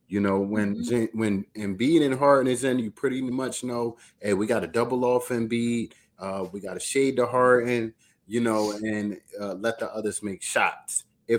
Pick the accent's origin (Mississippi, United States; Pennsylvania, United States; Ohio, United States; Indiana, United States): Pennsylvania, United States; Philadelphia; I mean, we're Philly. We're from Philly.